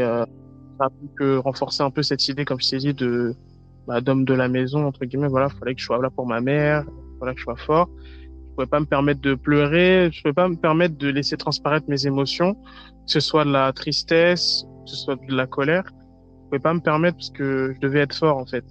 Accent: France; je suis originaire de Côte d'Ivoire, mais je suis né en France

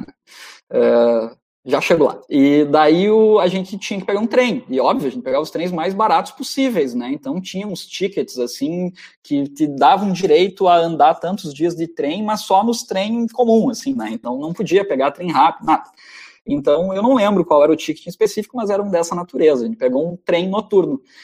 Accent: Santo Ângelo, Rio Grande do Sul, Brazil; minha terra, lá em Santo Ângelo

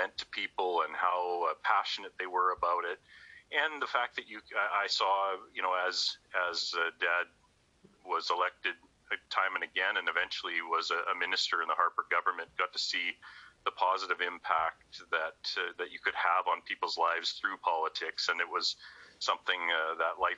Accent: Chilliwack, British Columbia, Canada; I'm born and raised in Chilliwack, BC

